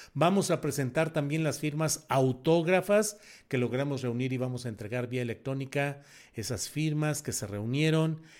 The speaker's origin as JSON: {"language": "Spanish", "country": "Mexico", "said": "yo soy uno de los 23 mil mexicanos que firmamos"}